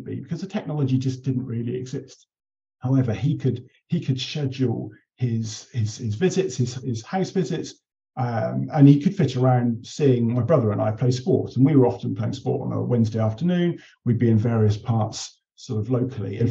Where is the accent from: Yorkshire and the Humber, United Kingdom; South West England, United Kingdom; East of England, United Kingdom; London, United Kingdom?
South West England, United Kingdom; Taunton; I grew up in Somerset in Taunton.